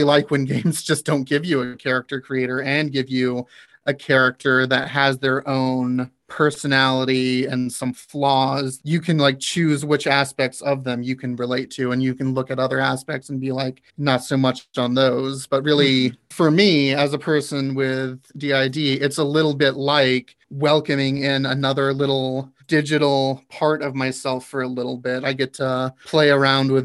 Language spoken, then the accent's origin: English; the South, United States; I am actually from the South